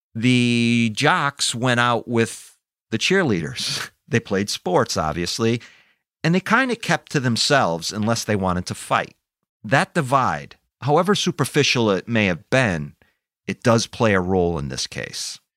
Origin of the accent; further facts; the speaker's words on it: Vernon, Connecticut, United States; my hometown, Vernon, Connecticut